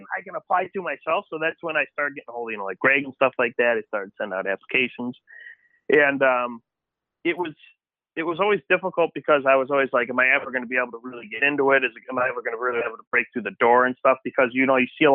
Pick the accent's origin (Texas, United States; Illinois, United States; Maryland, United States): Illinois, United States; Antioch; I did grow up Antioch, Illinois, like right over the border in Wisconsin, in Trevor's parents' farm